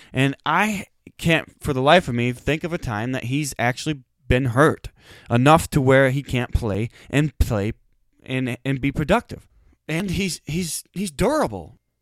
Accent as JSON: {"language": "English", "region": "Wisconsin", "country": "United States", "said": "we're from Wisconsin."}